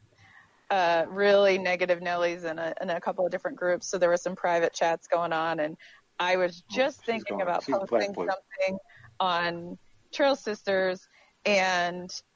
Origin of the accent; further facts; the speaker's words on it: New York, United States; I'm a New Yorker